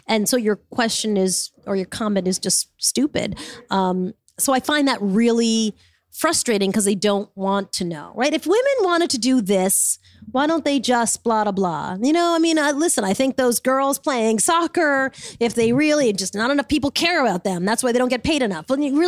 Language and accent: English; Smithtown, New York, United States; I grew up in Smithtown.